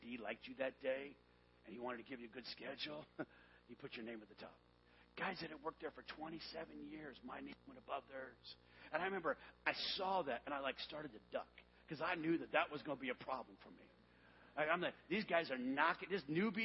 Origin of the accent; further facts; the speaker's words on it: Tucson, Arizona, United States; moved away; we moved back to my hometown, Tucson, Arizona, for 1 year